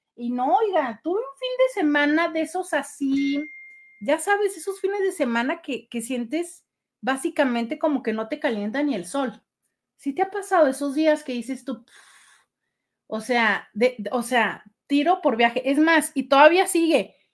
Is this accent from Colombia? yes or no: no; Mexico; así somos los, los mexicanos